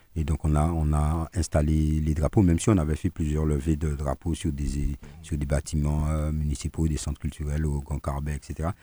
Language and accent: French; Martinique; on est martiniquais, on n'est pas breton, on n'est pas basque, on n'est pas guadeloupéen, on n'est pas guyanais, on n'est pas réunionnais, on n'est pas parisien, on est martiniquais.